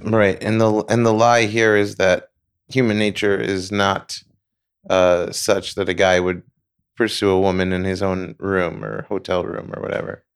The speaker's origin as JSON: {"language": "English", "region": "New York", "country": "United States", "moved": "yes", "said": "I'm from New York"}